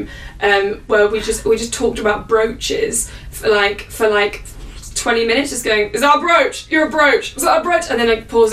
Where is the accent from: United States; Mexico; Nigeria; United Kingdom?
United Kingdom; the north of England; accent: northern; my northern accent comes through more because it's just and I'm from the north.